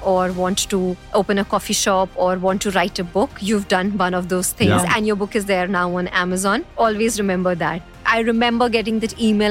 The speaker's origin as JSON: {"language": "English", "town": "New Delhi", "region": "Delhi", "country": "India", "tie": "born or raised there", "also_born_or_lived": "Chandigarh", "moved": "as an adult", "lives_now": "Dubai, United Arab Emirates", "said": "I am from New Delhi."}